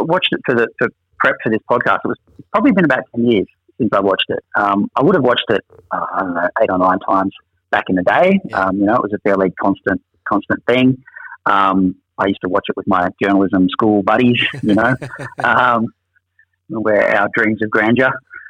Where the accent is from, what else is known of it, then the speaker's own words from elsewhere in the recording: Orange, New South Wales, Australia; So I'm from Orange, which is nearby, similar neck of the woods, kind of country New South Wales.